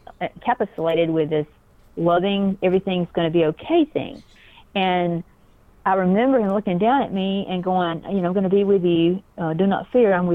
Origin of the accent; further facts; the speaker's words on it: South Georgia, United States; I went to sleep as a little six-year-old girl on a farm in little South Georgia